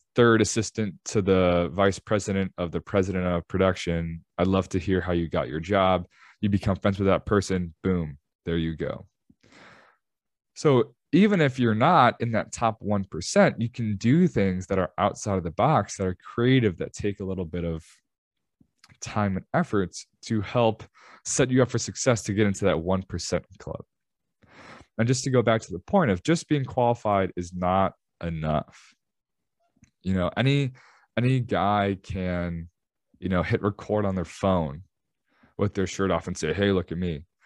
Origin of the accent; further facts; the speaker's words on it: Chicago, Illinois, United States; I'm from Chicago